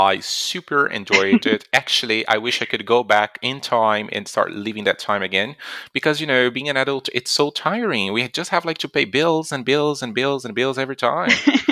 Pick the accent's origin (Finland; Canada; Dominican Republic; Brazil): Brazil; I'm Brazilian and I live in São Paulo.